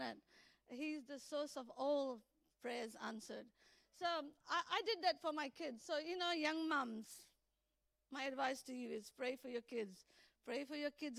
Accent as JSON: {"language": "English", "town": "Vasco da Gama", "region": "Goa", "country": "India", "tie": "born or raised there", "moved": "yes", "said": "I was born in India, as you know. I was born in Vasco da Gama, Goa"}